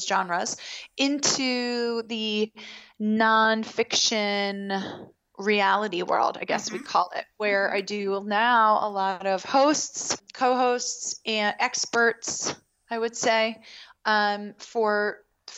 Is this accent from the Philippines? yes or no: no; Baltimore, Maryland, United States; I grew up in Baltimore